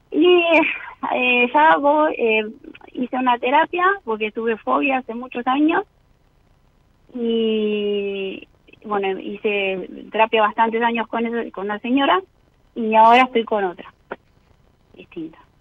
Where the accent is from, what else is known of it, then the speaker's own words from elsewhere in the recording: Mar del Plata, Buenos Aires Province, Argentina; yo soy marplatense